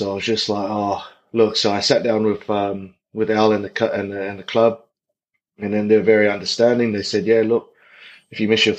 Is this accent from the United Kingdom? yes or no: no; Auckland, New Zealand; moved away; a little South Auckland kid growing up in Otara.